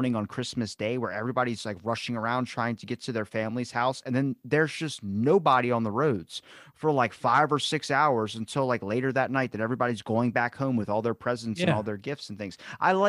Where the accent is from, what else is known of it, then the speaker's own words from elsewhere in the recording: Ocean City, Maryland, United States; Ocean City, Maryland, man.